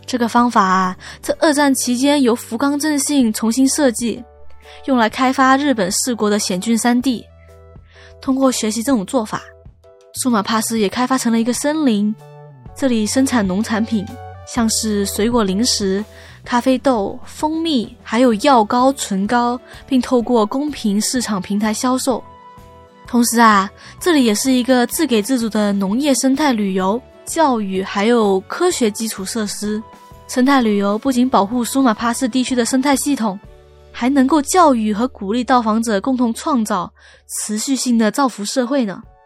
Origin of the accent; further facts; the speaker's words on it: Hong Kong; 作为土生土长的香港人